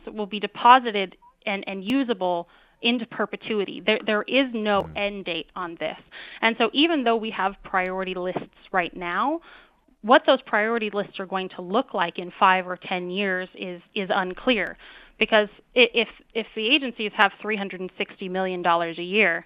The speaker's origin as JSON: {"language": "English", "region": "Wyoming", "country": "United States", "said": "I'm from Wyoming"}